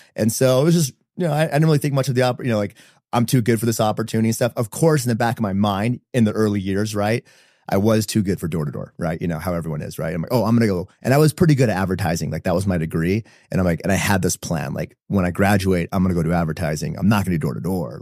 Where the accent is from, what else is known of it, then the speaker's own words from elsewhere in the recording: San Diego, California, United States; moved away as an adult; now in Utah, United States; born and raised in San Diego, um, middle child of five kids